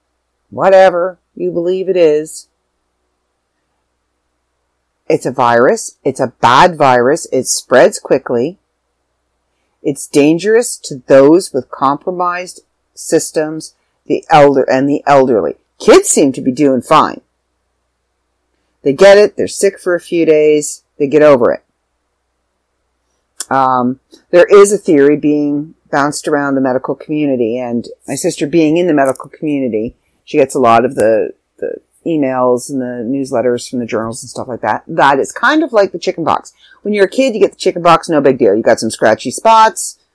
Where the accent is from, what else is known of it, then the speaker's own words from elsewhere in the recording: Canada; I'm back in Canada. I'm back in my hometown.